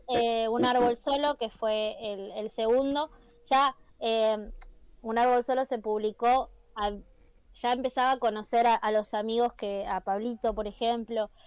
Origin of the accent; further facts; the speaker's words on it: Merlo, Buenos Aires Province, Argentina; soy de Merlo, yo soy de Merlo soy de Merlo